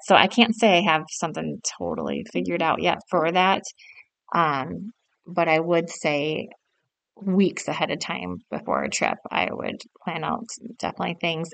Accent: South Dakota, United States; I grew up in South Dakota, and my parents owned a furniture store

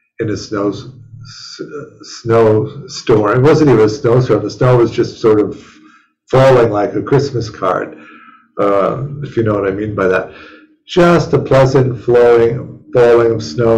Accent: Chicago, Illinois, United States; moved away; growing up in Chicago

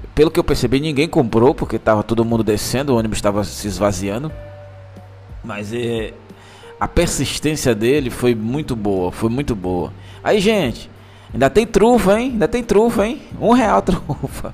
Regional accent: Manaus, Amazonas, Brazil; sou de Manaus.

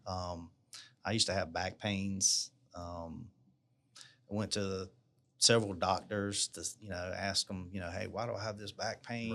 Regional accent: Marion, South Carolina, United States; also born or lived in Charleston, South Carolina; now in Columbia, United States; I was born in Big Town of Marion, South Carolina. So, uh, that's down near the beach, um, right outside of Florence. I hadn't really lived anywhere else

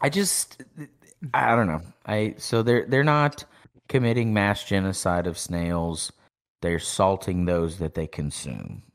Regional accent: East Texas, United States; We're from East Texas

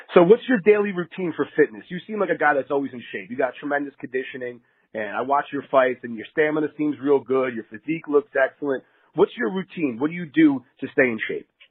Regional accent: New Jersey, United States; moved away as an adult; now in Las Vegas, United States; I'm originally from New Jersey

